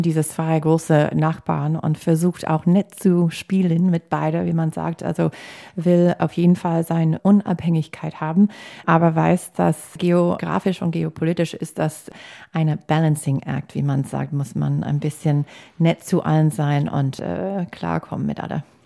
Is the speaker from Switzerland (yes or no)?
no; United States; German is a second language; now in Germany; also als Amerikanerin, nicht als Deutscher, ich habe keine deutsche Staatsbürgerschaft